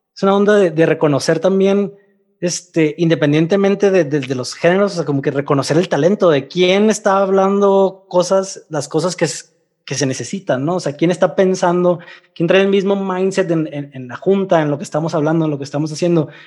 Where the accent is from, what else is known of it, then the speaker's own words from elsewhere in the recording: Mexicali, Baja California, Mexico; also born or lived in Russia; now in Mexico City, Mexico; de Mexicali